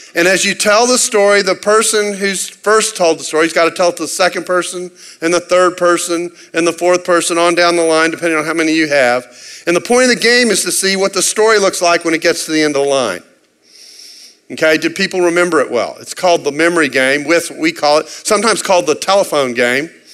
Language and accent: English; Texas, United States; I'm from Texas